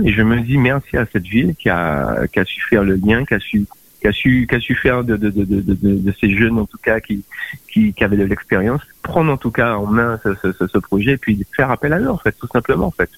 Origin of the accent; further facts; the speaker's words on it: Guadeloupe; moved away; also born or lived in France; quand je suis parti de la Guadeloupe